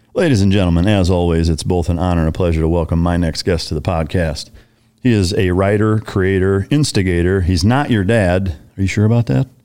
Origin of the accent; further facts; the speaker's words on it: Iowa, United States; moved away; I grew up Lutheran in Iowa